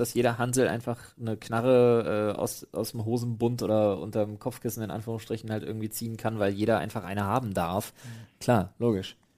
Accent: Germany; Man ist A als Europäer, als Deutscher

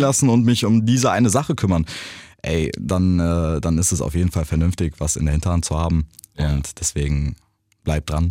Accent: Germany; ich bin in Deutschland groß geworden

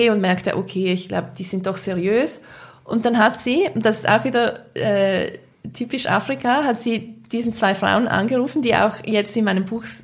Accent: Switzerland; als Schweizer Journalisten.

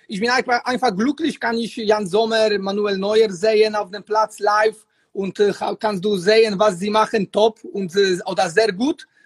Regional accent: Poland; German is a second language; ja, ich komme aus Polen, ich habe keine, keine Angst

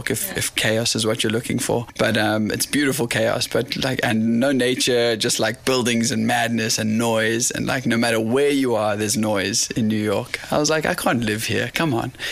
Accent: Kommetjie, Western Cape, South Africa; like i'm from the south the deep south and down there is like the village i'm from Kommetjie Noordhoek cape point um, there's a whole bunch of these little towns which are right at the tip of cape town which is essentially right at the tip of south africa

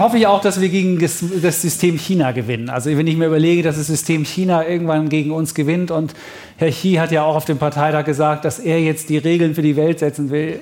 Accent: Leipzig, Saxony, Germany; Ich bin in Leipzig groß geworden und ähm, 1971 geboren

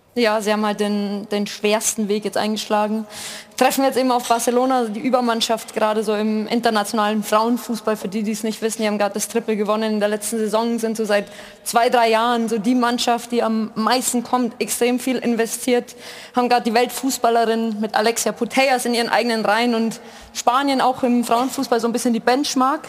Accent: Germany

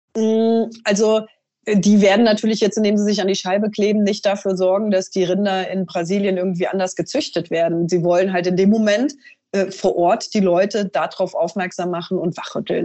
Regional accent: Trier, Rhineland-Palatinate, Germany; in meiner Heimat

